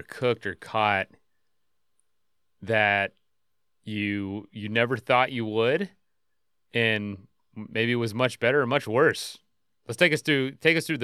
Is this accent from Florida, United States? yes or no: yes; Florida, United States; I'm from Florida